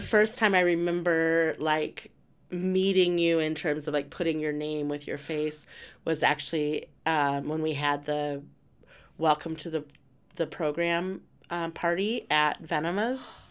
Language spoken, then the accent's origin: English; Rehoboth, New Mexico, United States; moved away; growing up in New Mexico, right at Rehoboth